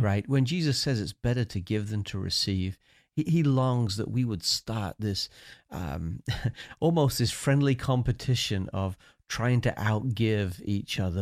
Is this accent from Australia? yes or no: no; United Kingdom; accent: British; moved away